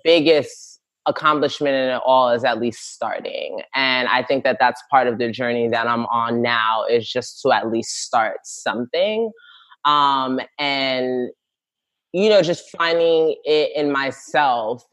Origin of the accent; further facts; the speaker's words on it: New York City, New York, United States; I'm from the Bronx, born and raised, Ghanaian parents, immigrant parents